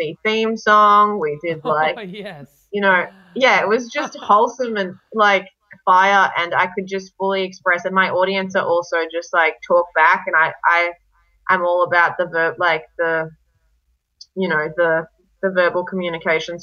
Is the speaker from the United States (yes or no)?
no; Brisbane, Queensland, Australia; also born or lived in Serbia; I'm Serbian and I was raised in Brisbane